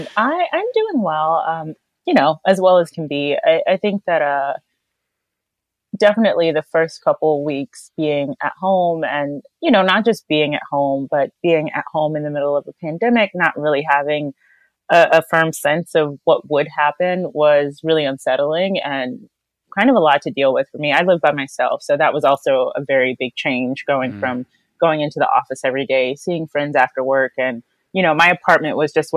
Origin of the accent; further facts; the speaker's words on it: North Carolina, United States; And personally, I'm from North Carolina.